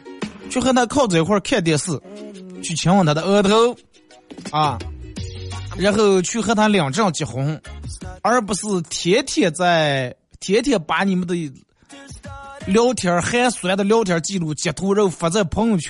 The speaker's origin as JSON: {"language": "Chinese", "country": "China", "said": "首先，我觉得咱们作为一个中国人，肯定得把咱们中国自个儿的传统的节日过好啊！"}